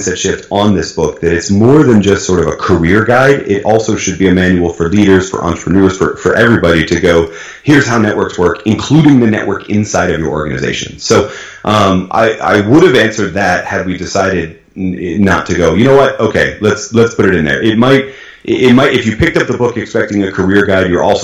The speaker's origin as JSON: {"language": "English", "region": "New England", "country": "United States", "tie": "born or raised there", "moved": "yes", "lives_now": "Oklahoma, United States", "said": "I grew up in New England, which is a very, very democratic, very liberal, very blue, as we like to say, part of the United States. And now I live in Oklahoma"}